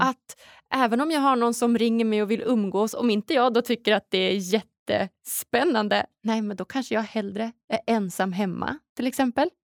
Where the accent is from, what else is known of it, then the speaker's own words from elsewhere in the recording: Umeå, Västerbotten County, Sweden; moved away as an adult; Jag är ju från Norrland, från Umeå i början